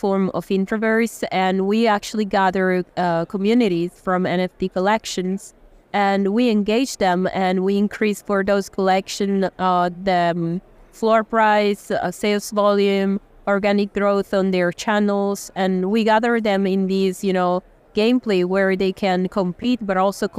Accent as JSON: {"language": "English", "town": "Lugano", "region": "Ticino", "country": "Switzerland", "said": "I'm from Lugano, from Ticino, south of Switzerland"}